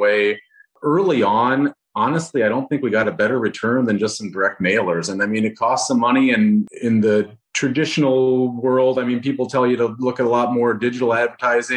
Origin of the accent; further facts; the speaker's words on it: Rochester, Minnesota, United States; Rochester, Minnesota, so my hometown